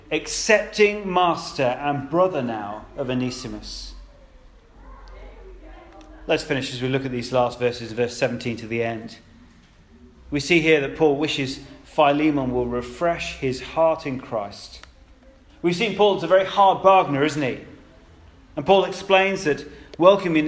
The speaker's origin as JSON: {"language": "English", "country": "United Kingdom", "said": "We're British, many of us are."}